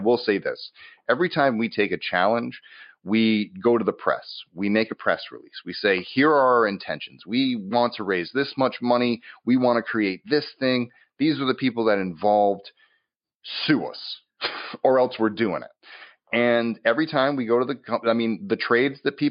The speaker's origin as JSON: {"language": "English", "region": "Massachusetts", "country": "United States", "moved": "yes", "lives_now": "Los Angeles, United States", "said": "I'm from Massachusetts. I mostly spent most of my time in New England when I was there. I moved out to LA."}